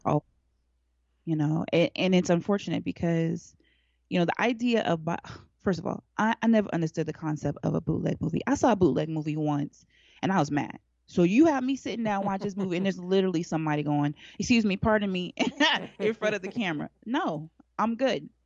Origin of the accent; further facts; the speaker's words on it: Alaska, United States; now in Atlanta, United States; I grew up in Alaska